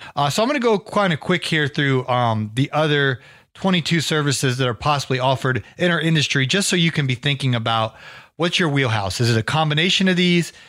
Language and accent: English; Ohio, United States; I grew up in Ohio